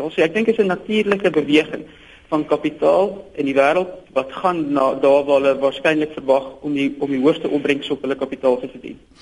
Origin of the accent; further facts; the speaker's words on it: South Africa; ons as Suid-Afrikaners